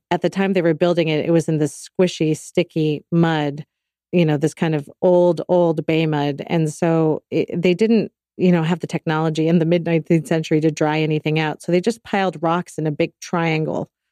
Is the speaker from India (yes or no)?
no; Bay Area, California, United States; I grew up in the Bay Area